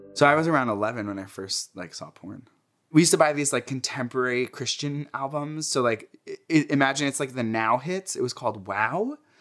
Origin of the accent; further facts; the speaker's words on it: Jersey City, New Jersey, United States; I grew up in New Jersey. Uh, my parents immigrated here from Egypt and had me in Jersey City